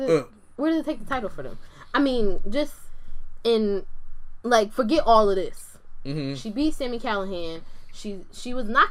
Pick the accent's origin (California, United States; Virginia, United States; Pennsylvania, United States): Pennsylvania, United States; Philadelphia; I'm from Philly for real.